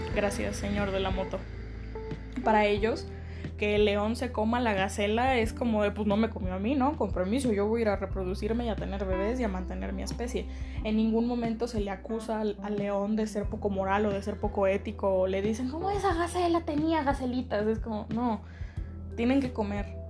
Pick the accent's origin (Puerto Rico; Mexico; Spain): Mexico; la categoría en la que caigo mejor es en que soy mexicana